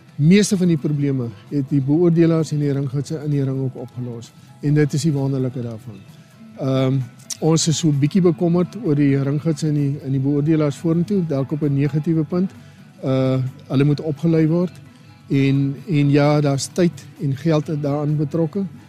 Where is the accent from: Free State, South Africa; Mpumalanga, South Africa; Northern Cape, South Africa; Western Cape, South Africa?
Northern Cape, South Africa; Garies / Namaqualand; ek kom van Grobbelhoop af daar in Namakwaland